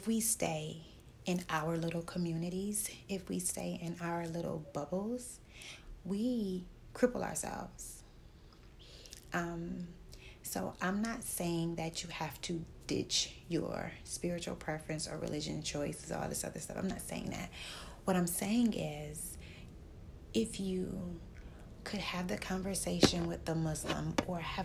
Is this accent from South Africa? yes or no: no; Detroit, Michigan, United States; moved away